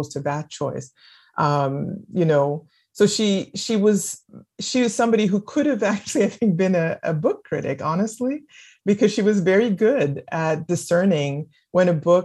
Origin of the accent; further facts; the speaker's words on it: Winnipeg, Manitoba, Canada; first language French; English is a second language; moved away as an adult; also born or lived in Quebec City; now in United States; growing up in Winnipeg